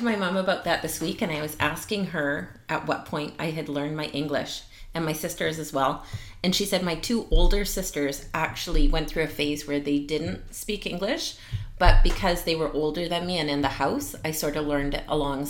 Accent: Vancouver, British Columbia, Canada; also born or lived in Richmond, BC; I was born in Vancouver, but my heritage is actually Finnish. But at the time when I was around 2 or 3, my aunt and uncle were living here and my aunt married a Frenchman. So when they were babysitting me, I started picking up French

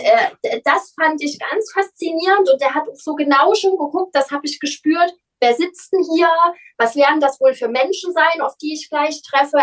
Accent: Leipzig, Saxony, Germany; accent: Saxon; also born or lived in Cologne; Leipzig ist meine Heimatstadt. Ich bin hier geboren.

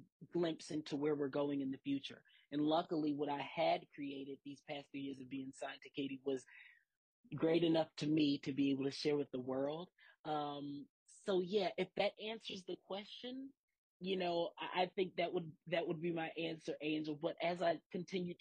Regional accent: Philadelphia, Pennsylvania, United States; growing up in Philly and kind of like being raised in a church

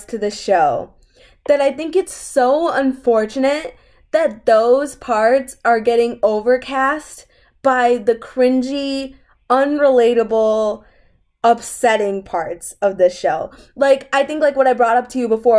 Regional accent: United States; we are American as much as we are Indian

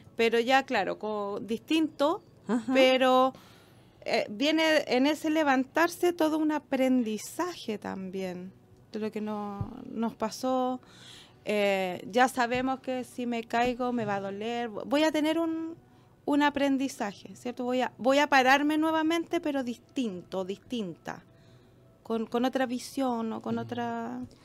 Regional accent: Chile

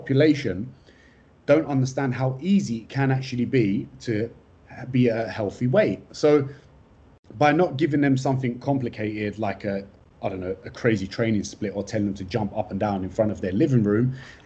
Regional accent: London, United Kingdom; moved away; also born or lived in Australia / Istanbul, Turkey; I'm from London. I'm a London boy, a Turkish-Kurdish London boy. Family of political refugees came into the UK in the late 80s. And then the best thing happened in London. I was born in 1992

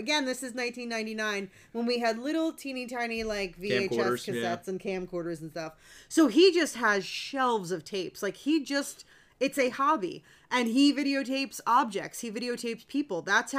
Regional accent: United States; I'm American. I'm not, rah-rah American.

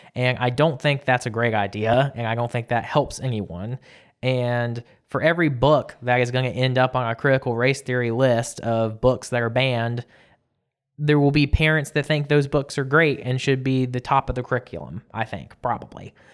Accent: South Georgia, United States; growing up in South Georgia

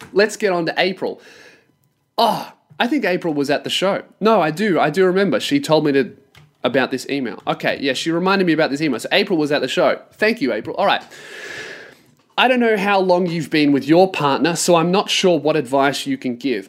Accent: Australia; as an Australian

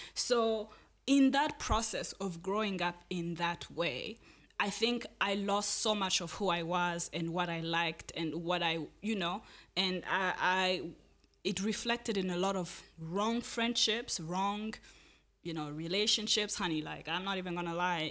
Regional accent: Rwanda; I grew up in Rwanda

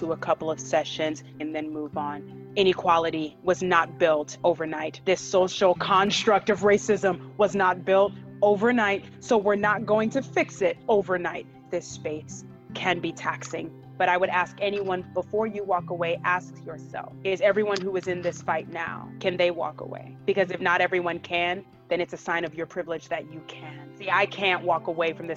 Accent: United States; moved away as an adult; also born or lived in Liberia; now in Prague, Czech Republic; I was growing up in the States after immigrating over at a pretty young age.

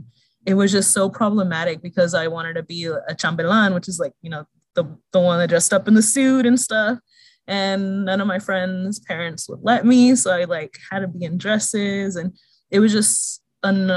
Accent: Stockton, California, United States; I'm from Stockton, and I came out, let me see, in 2004 or 2005. So back then, like growing up in a smaller town

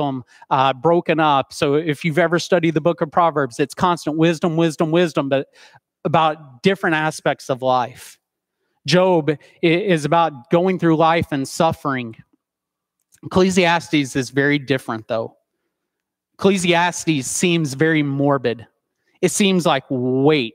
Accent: Soddy Daisy, Tennessee, United States; I was born and raised in Soddy Daisy, Tennessee

